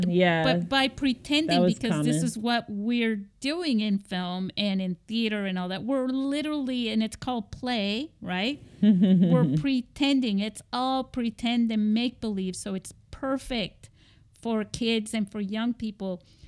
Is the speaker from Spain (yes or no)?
yes; Spain; Because, you know, when I was growing up in Spain...